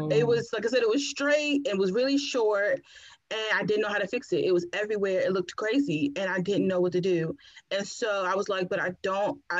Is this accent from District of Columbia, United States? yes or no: yes; Washington, District of Columbia, United States; moved away as an adult; also born or lived in Pennsylvania; I'm from DC, born and raised